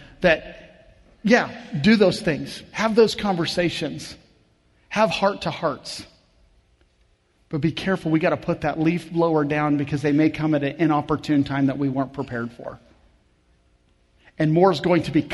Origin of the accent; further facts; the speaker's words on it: Kansas, United States; I grew up in Kansas